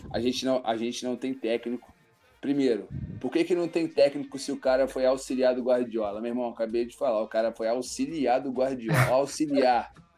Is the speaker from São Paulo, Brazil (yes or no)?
no; Rio de Janeiro, Brazil; eu sou do Rio.